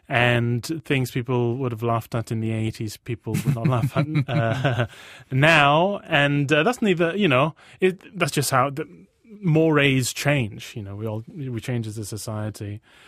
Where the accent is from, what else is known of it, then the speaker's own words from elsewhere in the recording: Borneo, Malaysia; also born or lived in United Kingdom; Borneo and Britain at the same time, and the differences in cultures in the culture I've noticed between being Malaysian Chinese and white British.